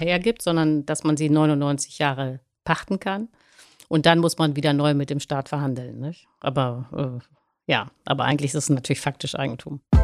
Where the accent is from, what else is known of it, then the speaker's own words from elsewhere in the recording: Hamburg, Germany; ich komme aus Langenhorn, nicht, äh, aus Hamburg